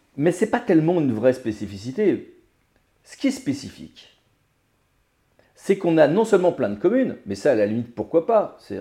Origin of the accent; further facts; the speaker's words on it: Finistère, Brittany, France; moved away; j'ai passé mon enfance en Bretagne